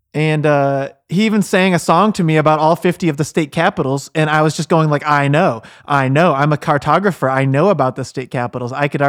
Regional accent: Terre Haute, Indiana, United States; Well, I'm Terre Haute born and raised, you know.

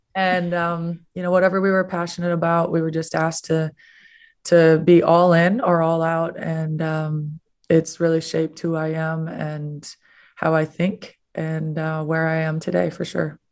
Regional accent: Minnesota, United States; now in Florida, United States; I grew up in Minnesota

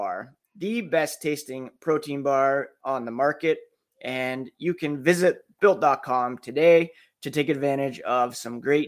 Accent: Ottawa, Ontario, Canada; now in Guelph, Canada; I grew up in Ottawa, currently live in Guelph, which is just west of Toronto, but I grew up in Ottawa

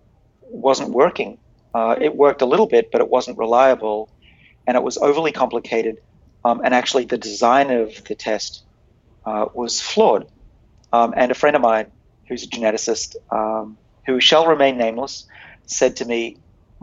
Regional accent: United States; I'm American.

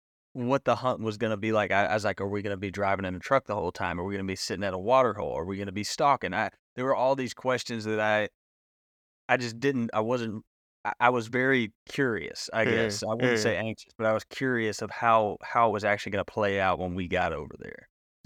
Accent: Mississippi, United States; I thought I heard Kuche, but I am very much from Mississippi.

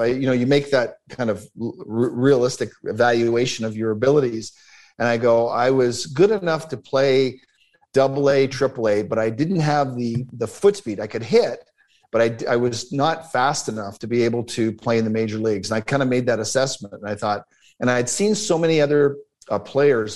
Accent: Toronto, Ontario, Canada; born or raised there; also born or lived in Newark, New Jersey, United States

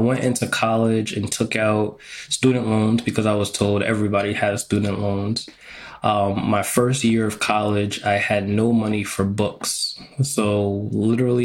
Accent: New York, United States; moved away as an adult; also born or lived in Texas / Connecticut; I grew up in New York

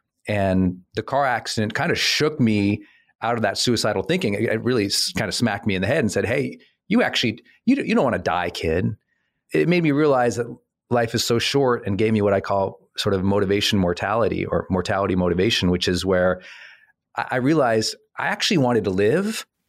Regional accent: Montana, United States; It wasn't, I want to do this, comma, but I'm an idiot from Montana, which I am.

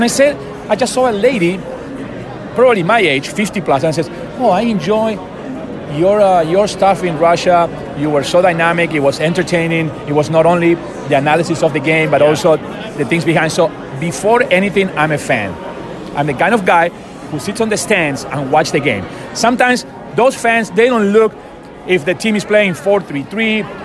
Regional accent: Argentina; moved away as an adult; now in United States; I was born in Argentina.

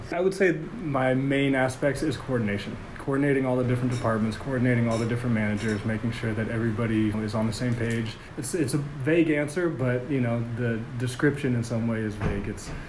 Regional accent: California, United States; I'm the general manager of Harmony Farms. I come from California, and I'm here because this is what I love to do.

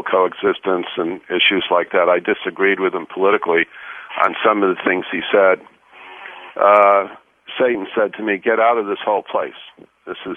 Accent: New York, United States; moved away as an adult; also born or lived in Washington, D.C.; now in Illinois, United States; I was raised in New York from what I would call a rather Spartan Catholic family

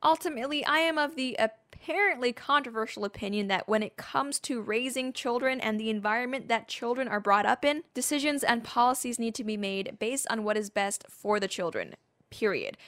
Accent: Canada; as a Canadian

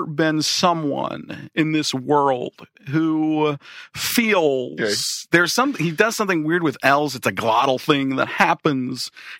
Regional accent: Wisconsin, United States; also born or lived in Chicago; I grew up in Wisconsin

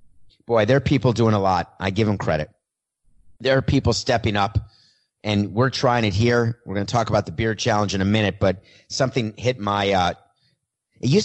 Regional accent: New York, United States; I grew up in New York

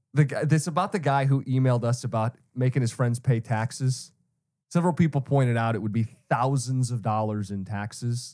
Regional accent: Detroit, Michigan, United States; growing up in Metro Detroit

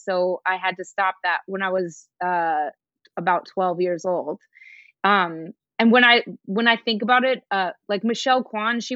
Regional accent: Denver, Colorado, United States; I'm from Denver, Colorado

